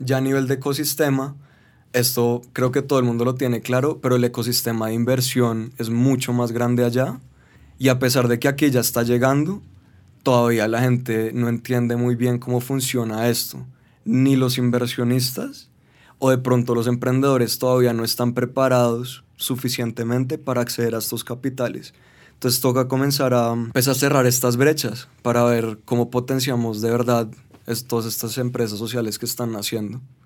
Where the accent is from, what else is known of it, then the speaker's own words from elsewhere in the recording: Colombia; soy colombiano